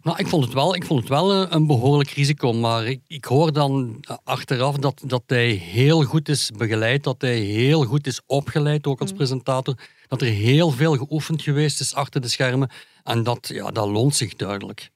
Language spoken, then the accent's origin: Dutch; Hasselt, Flanders, Belgium; Ik ben van Hasselt